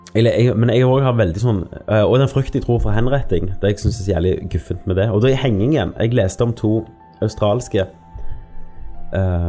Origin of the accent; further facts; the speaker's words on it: Norway; vi er født i Norge